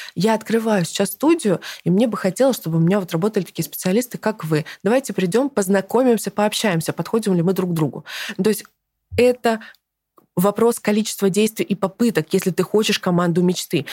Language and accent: Russian; Kazakhstan; now in Russia; я родилась в Казахстане